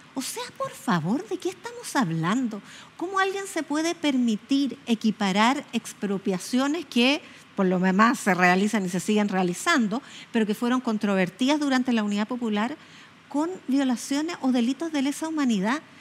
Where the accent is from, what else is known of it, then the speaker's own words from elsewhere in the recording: Chile; como chilenos y chilenas